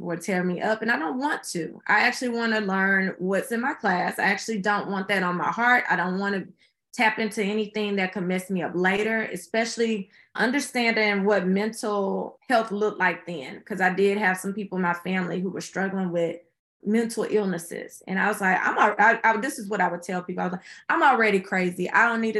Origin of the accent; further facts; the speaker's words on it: Houston, Texas, United States; my hometown of Houston